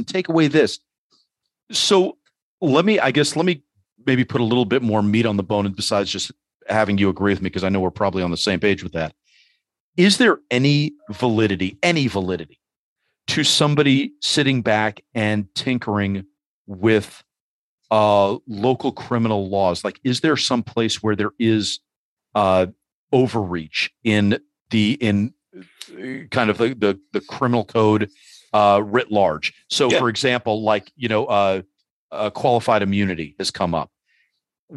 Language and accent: English; New York City, New York, United States; my growing up in New York City